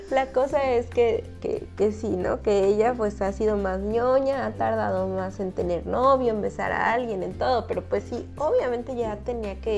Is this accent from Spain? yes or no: no; Xalapa, Veracruz, Mexico; Ay, no, pero sí crecí